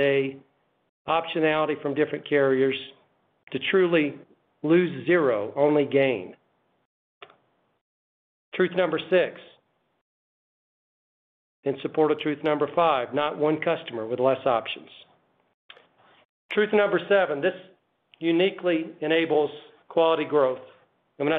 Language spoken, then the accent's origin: English; Chicago, Illinois, United States; I'm a Chicagoan. I live in Chicago